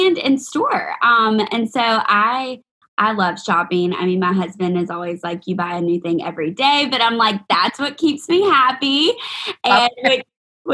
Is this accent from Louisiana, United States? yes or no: yes; Alexandria, Louisiana, United States; I'm from Alexandria